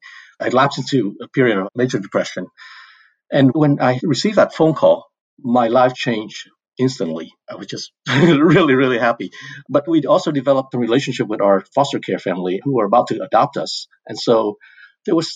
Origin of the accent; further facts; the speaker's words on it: Decatur, Georgia, United States; also born or lived in Vietnam / Portland, Oregon; growing up in Decatur, Georgia, which is a suburb outside of Atlanta